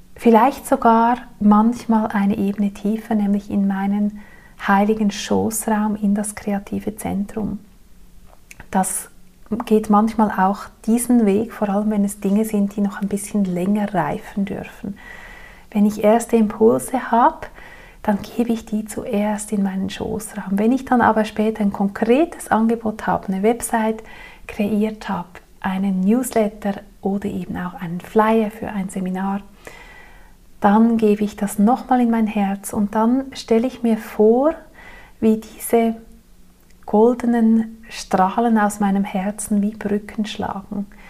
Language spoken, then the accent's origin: German; Zurich, Switzerland; moved away; an die Menschen in meiner früheren Heimat